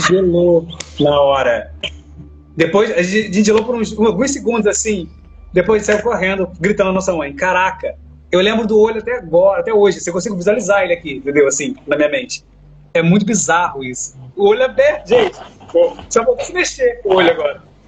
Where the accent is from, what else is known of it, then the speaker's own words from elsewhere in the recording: Northeast Region, Brazil; moved away; estava lá no Nordeste, né, onde eu nasci